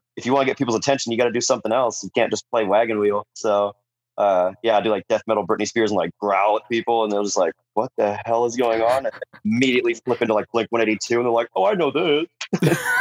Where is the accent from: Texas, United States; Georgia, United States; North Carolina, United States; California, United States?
California, United States; San Diego; growing up in San Diego